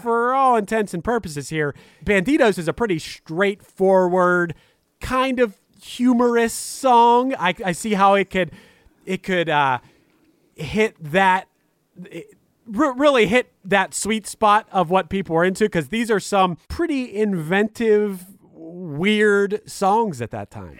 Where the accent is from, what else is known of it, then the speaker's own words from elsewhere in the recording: Pittsburgh, Pennsylvania, United States; I'm from Pittsburgh, Pennsylvania